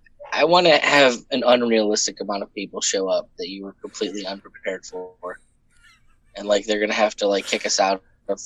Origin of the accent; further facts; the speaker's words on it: New York, United States; moved away; I grew up in New York State.